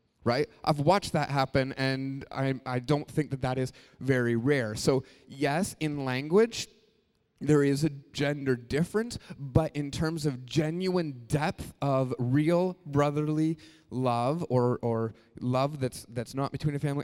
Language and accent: English; Canada; we're Canadian.